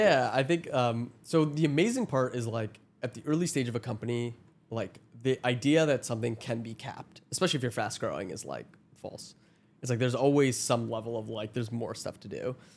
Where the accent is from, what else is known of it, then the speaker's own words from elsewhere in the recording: Toronto, Ontario, Canada; I'm from Toronto